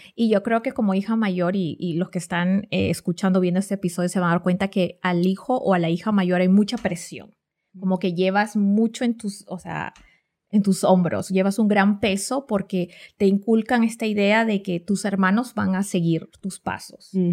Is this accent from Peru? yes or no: yes; Peru; moved away; yo soy de Perú, vengo de América